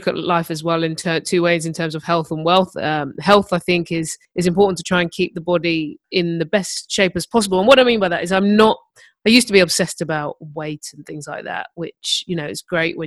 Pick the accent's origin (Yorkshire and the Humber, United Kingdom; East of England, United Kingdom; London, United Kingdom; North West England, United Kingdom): London, United Kingdom; I grew up in Herne Hill, which is South London